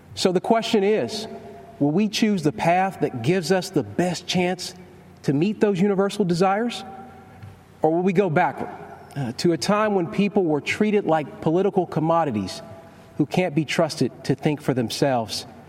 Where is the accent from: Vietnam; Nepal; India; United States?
United States; Kentucky; I was raised in Kentucky, just a few miles from Abraham Lincoln's birthplace